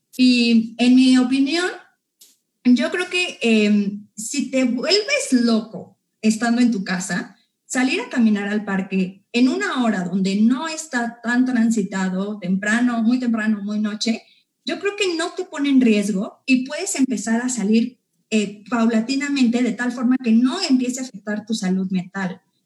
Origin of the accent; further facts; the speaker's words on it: Mexico; como mexicanos como personas que vivimos en la Ciudad de México, en el Estado de México, como iztacaltecas